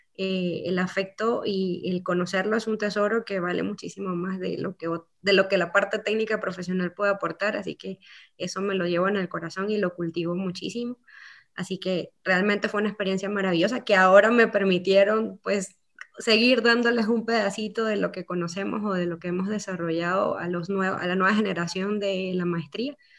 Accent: Venezuela; moved away as an adult; also born or lived in Antigua Guatemala, Guatemala; now in Guatemala; soy venezolana, con mucho amor hacia mi país. Llegué a Guatemala en el dos mil trece

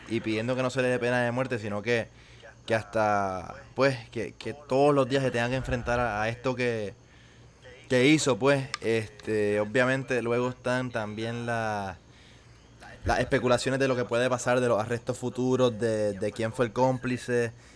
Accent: Puerto Rico; como puertorriqueños

